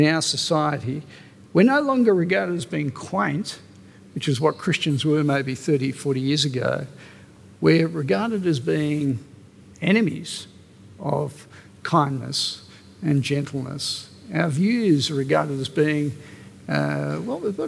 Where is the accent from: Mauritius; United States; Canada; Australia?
Australia; My passport says I'm Australian.